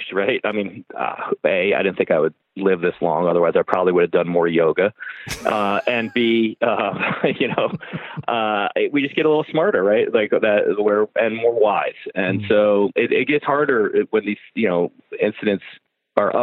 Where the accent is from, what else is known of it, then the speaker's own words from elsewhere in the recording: United States; moved away; we come from America